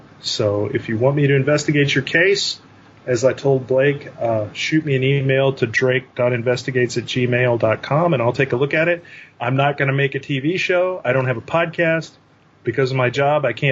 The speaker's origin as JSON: {"language": "English", "region": "North Texas", "country": "United States", "said": "I am from North Texas"}